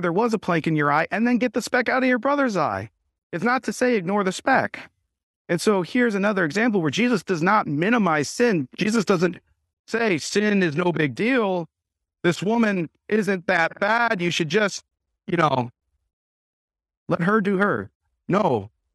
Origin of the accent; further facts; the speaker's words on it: United States; us as American Christians